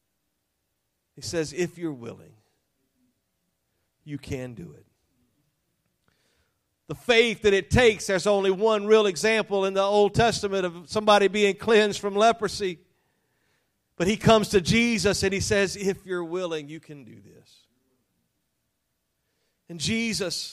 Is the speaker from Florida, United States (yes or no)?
no; Louisiana, United States; I was raised in Louisiana, I say unique